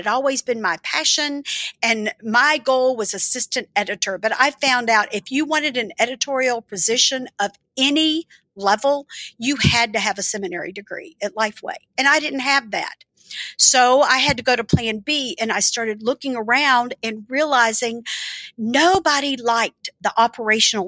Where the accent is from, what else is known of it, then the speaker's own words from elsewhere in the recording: the South, United States; also born or lived in Birmingham; now in Nashville, United States; growing up in the South